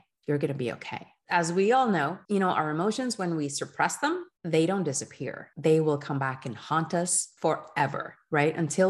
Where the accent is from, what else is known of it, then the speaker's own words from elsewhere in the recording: Geneva, Switzerland; first language French; English is a second language; moved away as an adult; now in Oslo, Norway; you know, we came from Switzerland, from Geneva, French speaking. So we had our kids for 2 years in the Norwegian public system, and then we moved them over to the French school in Oslo.